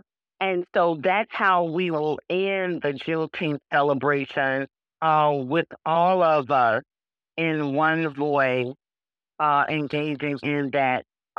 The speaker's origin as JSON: {"language": "English", "town": "Memphis", "region": "Tennessee", "country": "United States", "said": "I come from Memphis, which is the front door of the Mississippi Delta."}